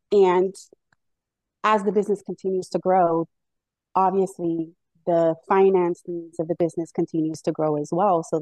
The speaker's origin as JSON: {"language": "English", "town": "Miami", "region": "Florida", "country": "United States", "moved": "as an adult", "lives_now": "Hartford, United States", "said": "I actually moved to Connecticut about 17 years ago from Miami, Florida."}